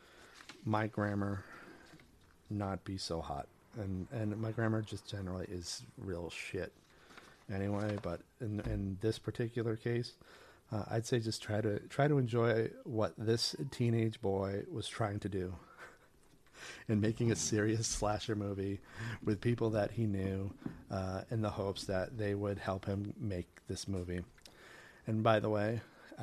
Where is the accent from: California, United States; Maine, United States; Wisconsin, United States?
Maine, United States; a small island off the coast of; moved away; I grew up on a small island off the coast of Maine.